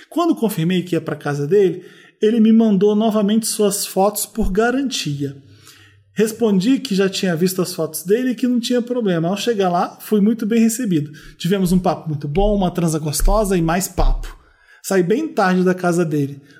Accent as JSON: {"language": "Portuguese", "town": "Feira de Santana", "region": "Bahia", "country": "Brazil", "said": "sou muito fã do podcast. Tenho 20 anos. Sou de Feira de Santana, na Bahia. Um beijo pro pessoal de Feira de Santana."}